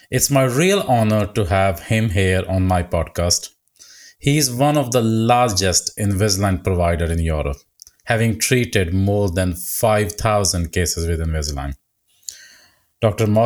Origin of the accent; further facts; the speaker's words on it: India; English is a second language; moved away as an adult; So I came from India and I did uh, statutory exam.